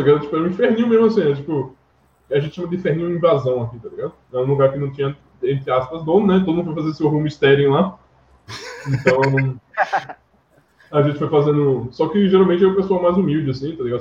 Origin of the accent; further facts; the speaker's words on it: Northeast Region, Brazil; Eu cresci aqui no Nordeste